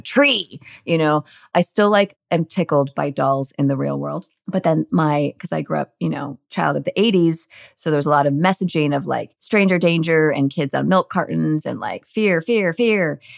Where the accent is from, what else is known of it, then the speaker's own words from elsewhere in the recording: Northern California, United States; I grew up in Northern California, like really just very suburban, lovely Northern California simplicity